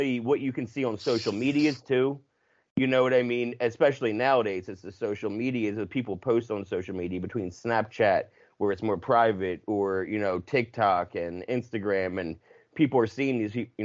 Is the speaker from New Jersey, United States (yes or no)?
yes; New Jersey, United States; I'm from South Jersey